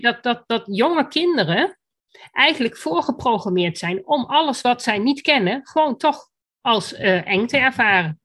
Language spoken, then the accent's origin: Dutch; Achterhoek, Gelderland, Netherlands; bij ons in de Achterhoek